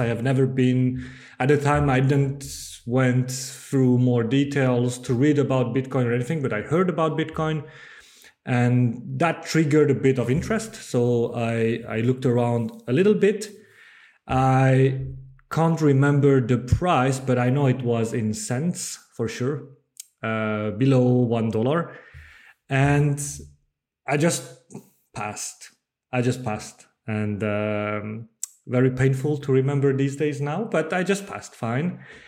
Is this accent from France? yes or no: yes; Bordeaux, Nouvelle-Aquitaine, France; English is a second language; moved away as an adult; also born or lived in Netherlands; I'm from France. I, I, I was born and grew up in, in Bordeaux